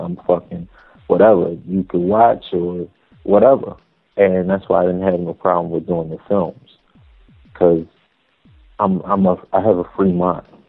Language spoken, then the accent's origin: English; Philadelphia, Pennsylvania, United States; Philadelphia, born and raised